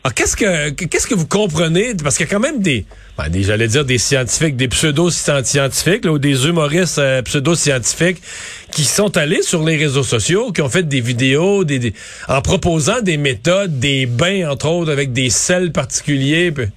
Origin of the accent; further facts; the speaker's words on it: Quebec, Canada; chez nous au Québec